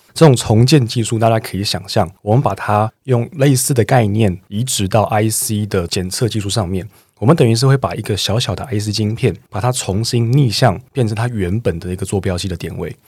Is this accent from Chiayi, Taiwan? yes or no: yes; Chiayi, Taiwan; moved away; 我每次回到我的家乡嘉义的时候